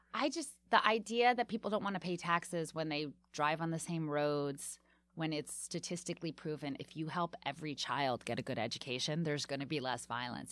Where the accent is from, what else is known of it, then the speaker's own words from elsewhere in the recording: Washington, District of Columbia, United States; now in New York, United States; when I grew up there